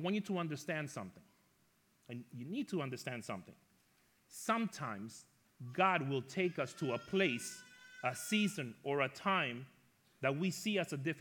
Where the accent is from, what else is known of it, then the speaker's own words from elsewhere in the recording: Ecuador; moved away; also born or lived in New York; When I was younger, I grew up in Ecuador, South America